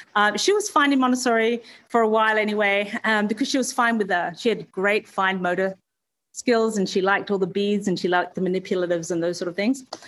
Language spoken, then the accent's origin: English; Perth, Western Australia, Australia; born and raised in Perth